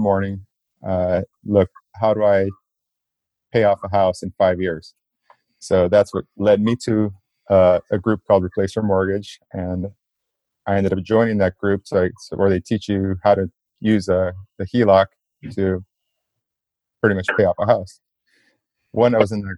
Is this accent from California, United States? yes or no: yes; South Gate, California, United States; I grew up in Southgate, California, which is right, just like a few minutes away from downtown